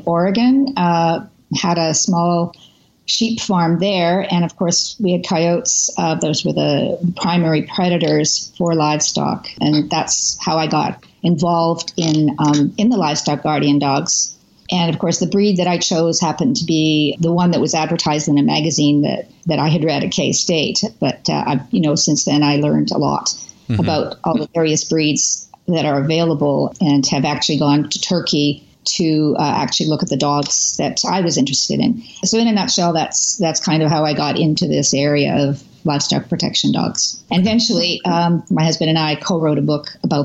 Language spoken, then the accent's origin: English; Canada; also born or lived in Kansas; I'm originally from, I am from Canada. I am a Canadian